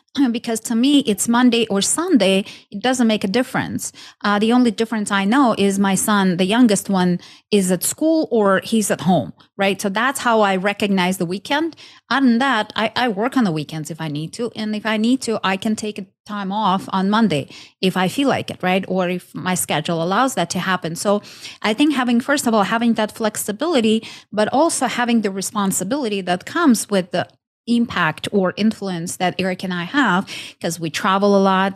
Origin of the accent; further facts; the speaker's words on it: Ukraine; moved away as an adult; now in United States; I'm originally from Ukraine. Um, moved to states almost 15 years ago